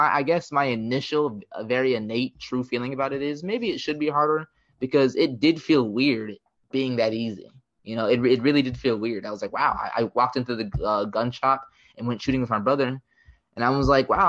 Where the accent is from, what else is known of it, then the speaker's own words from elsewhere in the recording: United States; as an American